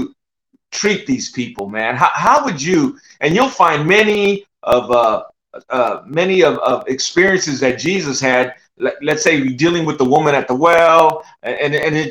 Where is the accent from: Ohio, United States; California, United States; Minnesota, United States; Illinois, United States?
California, United States; San Jose; moved away as an adult; also born or lived in Oklahoma; I'm from the Bay Area, bro. I grew up, I was there.